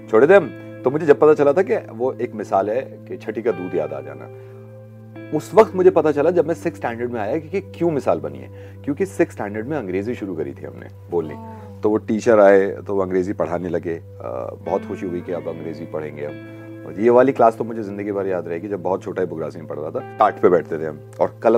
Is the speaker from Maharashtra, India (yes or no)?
no; Faridabad, Haryana, India; born there; मेरी पैदाइश यहाँ फरीदाबाद हरियाणा में हुई थी